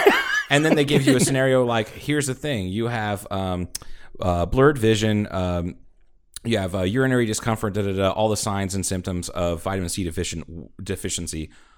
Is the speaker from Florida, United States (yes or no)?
no; Ohio, United States; now in Kingman, United States; I grew up with crackheads in Ohio.